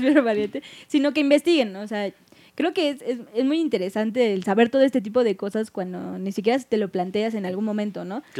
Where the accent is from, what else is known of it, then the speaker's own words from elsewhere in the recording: northern Mexico, Mexico; del norte, de donde nosotros somos.